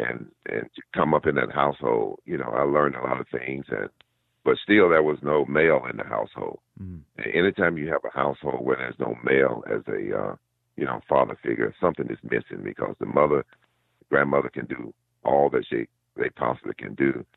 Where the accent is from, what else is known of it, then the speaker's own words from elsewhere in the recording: Georgia, United States; moved away; I'm a guy from Georgia, coming from a real small town